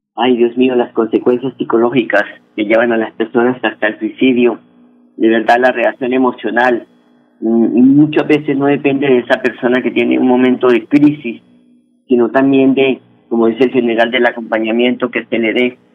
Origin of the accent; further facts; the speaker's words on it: Huila, Colombia; moved away; Ese es el himno de nosotros allá en el departamento del Huila